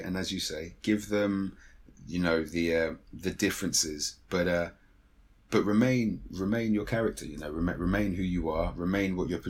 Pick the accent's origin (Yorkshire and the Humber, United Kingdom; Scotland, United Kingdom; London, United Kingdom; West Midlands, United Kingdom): London, United Kingdom; I'm a Londoner through and through. So I mean that in the term that I was born and raised within literally zone one and zone two